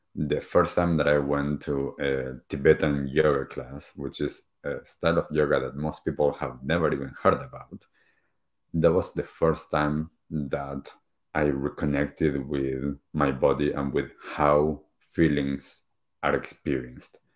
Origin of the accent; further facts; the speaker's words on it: Argentina; moved away; I grew up back in Argentina